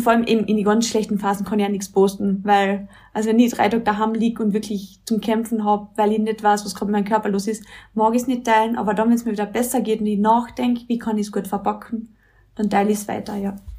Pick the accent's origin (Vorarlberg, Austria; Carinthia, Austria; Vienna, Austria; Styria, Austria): Carinthia, Austria; Mölltal; now in Villach, Austria; Ich bin aus Kärnten, also so wie die Betty A, aber halt von ganz oben, aus dem Mölltal